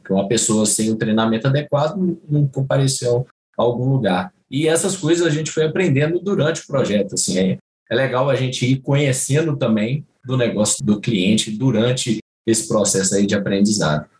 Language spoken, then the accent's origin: Portuguese; Itabira, Minas Gerais, Brazil; foi na minha cidade natal, né? Eu sou de Tabira